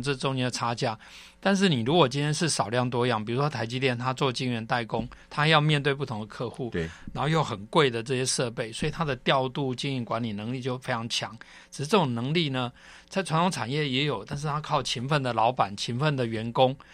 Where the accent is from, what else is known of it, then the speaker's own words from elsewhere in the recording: Taiwan; 我们台湾人